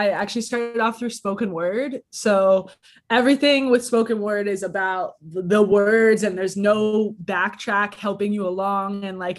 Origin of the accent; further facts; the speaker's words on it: Toronto, Ontario, Canada; I'm an MC from Toronto, Canada